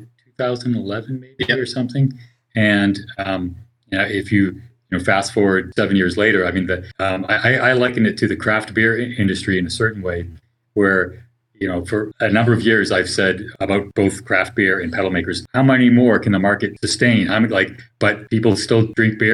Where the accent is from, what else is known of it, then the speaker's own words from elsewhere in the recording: Boston, Massachusetts, United States; moved away as an adult; now in California, United States; I'm originally from the Boston area